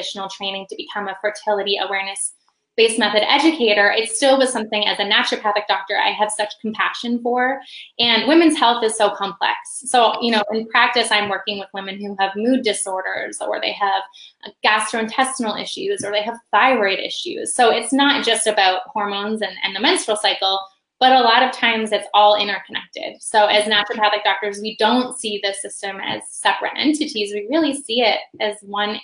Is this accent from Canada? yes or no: yes; just outside of Toronto, central Ontario, Canada; moved away as an adult; now in Indianapolis, United States; I grew up just outside of Toronto in central Ontario